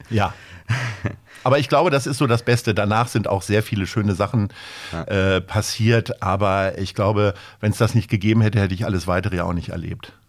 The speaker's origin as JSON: {"language": "German", "town": "Stadthagen", "region": "Lower Saxony", "country": "Germany", "tie": "born or raised there", "also_born_or_lived": "Hanover", "moved": "as an adult", "lives_now": "Hamburg, Germany", "said": "Geboren in Hannover im April 1970 und äh, aber aufgewachsen in einem kleinen Ort in der Nähe von Hannover, Stadt Hagen"}